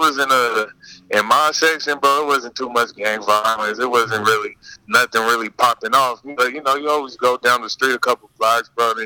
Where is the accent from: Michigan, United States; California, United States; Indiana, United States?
California, United States; Pomona; I'm from Pomona